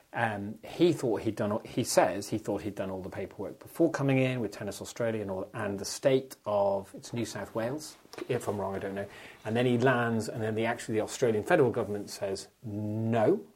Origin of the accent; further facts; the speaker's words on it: Ireland; speaking as an Irishman